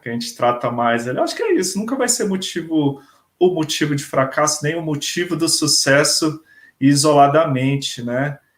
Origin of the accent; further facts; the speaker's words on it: Brasília, Federal District, Brazil; sou daqui de Brasília